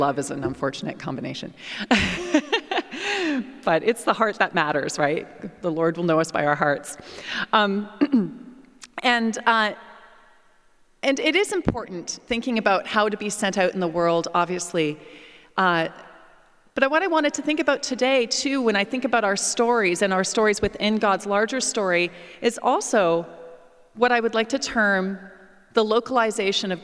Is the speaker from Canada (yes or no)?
yes; Canada; moved away as an adult; also born or lived in England / United States; Whenever I came back to Canada, and particularly my hometown